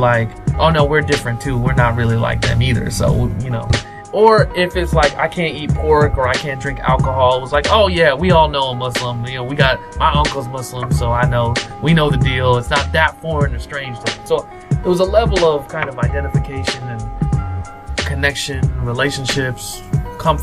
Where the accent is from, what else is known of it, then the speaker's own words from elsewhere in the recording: Springfield, Ohio, United States; moved away; also born or lived in Indiana; I was raised in Ohio, in Springfield, Ohio